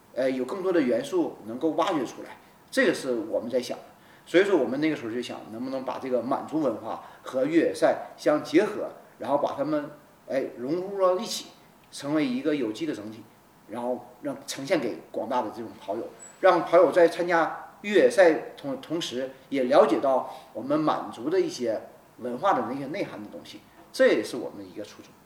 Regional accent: Benxi, Liaoning, China; 他是我家乡嘛，我是本溪人

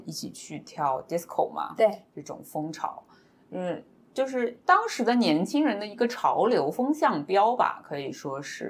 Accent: Shanghai, China; 小柯姐姐跟我算是都是上海人嘛

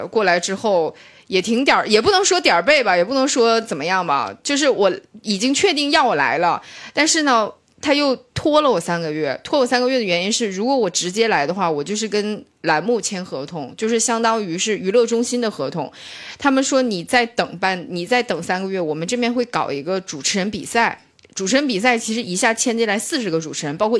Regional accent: Shenyang, Liaoning, China; moved away; 沈阳，沈阳，我是来自美丽的沈阳，我的家乡。

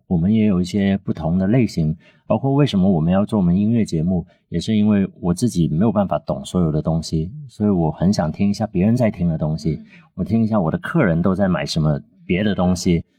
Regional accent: Guangzhou, Guangdong, China; Chinese is a second language; moved away as an adult; also born or lived in Shanghai; now in Guangzhou, China; 因为我们小时候在广州就特别流行在商场里面有那种电台直播间

